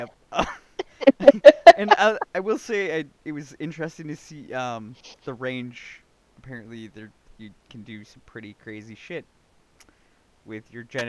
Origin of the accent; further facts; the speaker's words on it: Wisconsin, United States; I'm from Wisconsin, so technically, if it's after, like, I think 8 a.m. now, you're safe.